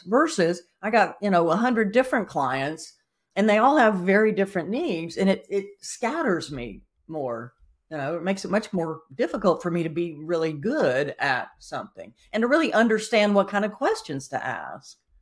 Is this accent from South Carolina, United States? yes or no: yes; South Carolina, United States; also born or lived in Atlanta, Georgia; now in Napa Valley, United States; I'm from South Carolina, I've moved here from Atlanta, and I show up in Napa Valley